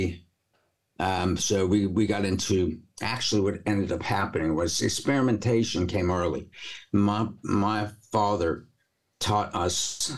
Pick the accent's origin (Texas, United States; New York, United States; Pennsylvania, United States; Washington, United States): New York, United States; moved away; I'm a New Yorker originally